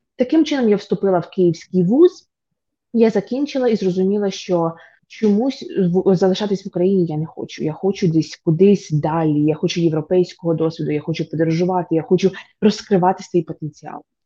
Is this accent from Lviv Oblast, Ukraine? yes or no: no; Vinnytsia Oblast, Ukraine; also born or lived in Poland; now in United States; я з дуже звичайної родини, тобто я з Вінницької області, я з малесенького містечка